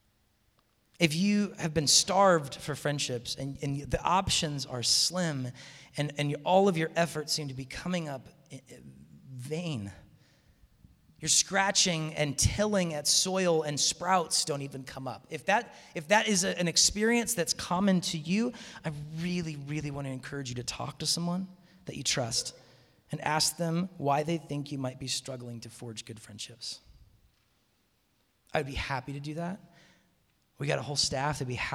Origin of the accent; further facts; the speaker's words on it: Seattle, Washington, United States; moved away as an adult; also born or lived in Tacoma; I'm hail from Seattle